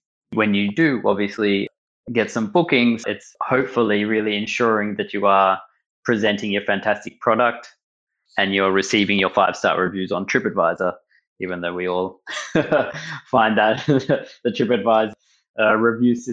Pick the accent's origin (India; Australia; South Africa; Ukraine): Australia; Melbourne, Victoria; moved away as an adult; now in Berlin, Germany; I grew up in Melbourne in Australia, grew up in a Jewish community